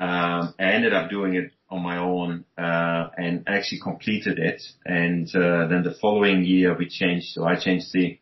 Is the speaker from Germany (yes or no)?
yes; Germany; moved away as an adult; now in Hong Kong; I'm originally from Germany, but I've been living in Asia for about 25 years and living in Hong Kong for about nearly 20 years